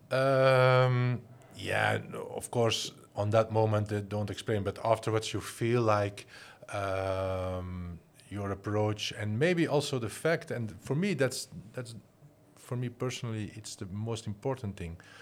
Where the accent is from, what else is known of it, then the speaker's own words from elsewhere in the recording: Flanders, Belgium; moved away as an adult; also born or lived in Antwerp; now in Netherlands; I'm originally I'm from Flanders, and I'm working and living in the Netherlands